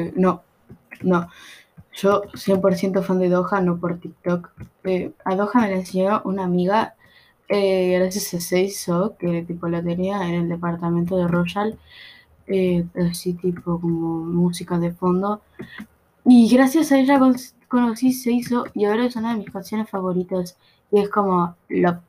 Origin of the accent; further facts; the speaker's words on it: Buenos Aires Province, Argentina; No, no soy uruguaya, soy de Buenos Aires, Argentina, El conurbano